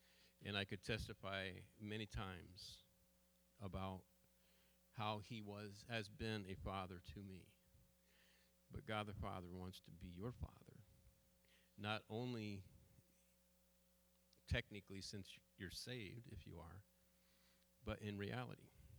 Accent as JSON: {"language": "English", "region": "Munster", "country": "Ireland", "said": "I have Irish roots. … I'm from County Clare, Ireland, you know."}